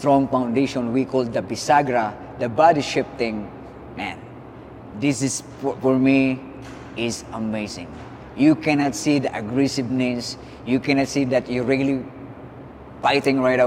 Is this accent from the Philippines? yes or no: yes; Philippines; being a Filipino